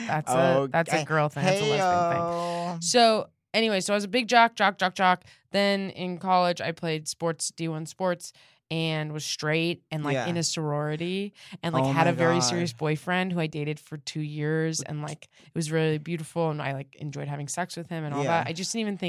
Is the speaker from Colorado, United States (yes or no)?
yes; Denver, Colorado, United States